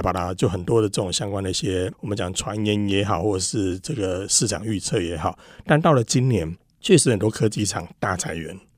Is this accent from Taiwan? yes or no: yes; Taiwan; 我们台湾还这边国语、台语、客家语什么讲了一大堆